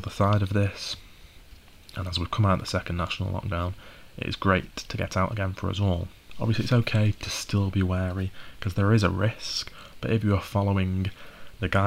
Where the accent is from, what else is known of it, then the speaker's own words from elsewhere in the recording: the north of England, United Kingdom; I'm from the North, living not far from Manchester now and going to university in Manchester